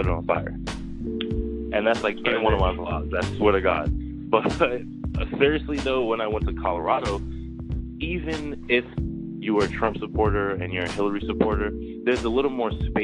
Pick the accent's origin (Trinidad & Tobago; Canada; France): Trinidad & Tobago; now in United States; I was born in Trinidad